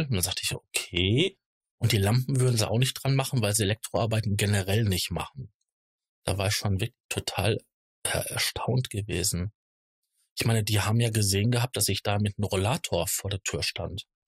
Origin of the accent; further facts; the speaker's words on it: Ruhr area, North Rhine-Westphalia, Germany; Ich komme ähm, gebürtig hier aus der, aus der Gegend, aus dem Ruhrgebiet